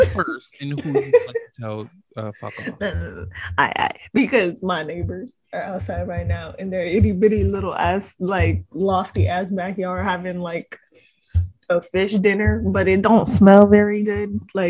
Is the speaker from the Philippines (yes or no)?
yes; Philippines; Like, I'm Filipino, we put fish sauce in everything.